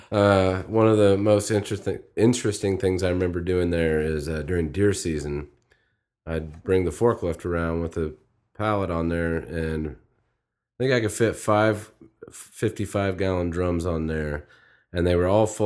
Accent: Midwest, United States; I'm from the Midwest

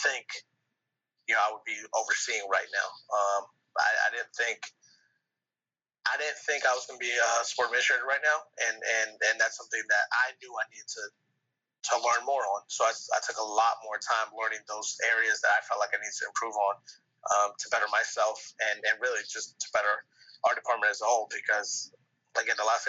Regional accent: New York City, New York, United States; now in New Orleans, United States; I'm from New York City

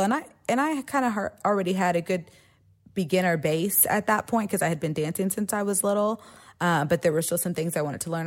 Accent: Austin, Texas, United States; also born or lived in San Marcos, Texas; I grew up here in Austin, Texas

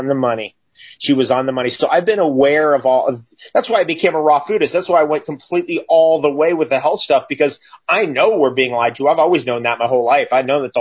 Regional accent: California, United States; moved away as an adult; now in Northern Ontario, Canada; I grew up in California. I've been there since 1977

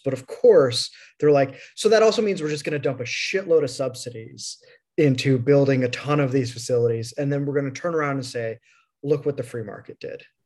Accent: Midwest, United States; I'm from the Midwest

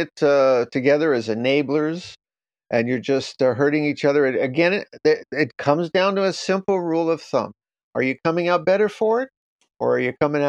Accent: New York, United States; now in Japan; I'm from New York.

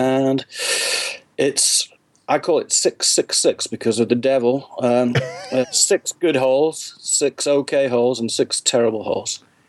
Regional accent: England, United Kingdom; now in United States; I'm based in the US, but you might not be able to tell it, but I am originally from England.

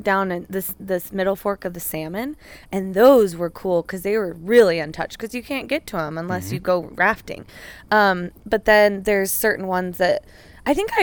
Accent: Twin Falls, Idaho, United States; I grew up in Twin Falls

